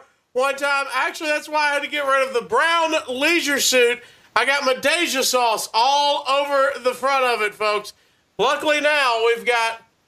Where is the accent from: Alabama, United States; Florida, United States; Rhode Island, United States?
Alabama, United States; Gadsden; I'm from Gadsden, Alabama.